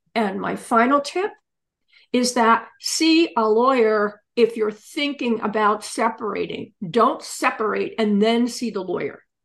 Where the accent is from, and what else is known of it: Pennsylvania, United States; also born or lived in England